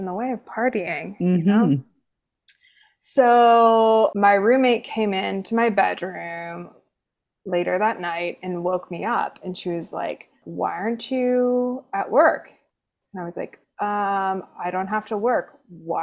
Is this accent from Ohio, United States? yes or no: yes; Cincinnati, Ohio, United States; moved away as an adult; also born or lived in Kentucky / North Carolina / Chicago; now in Denver, United States; I am originally from Cincinnati, Ohio, born and raised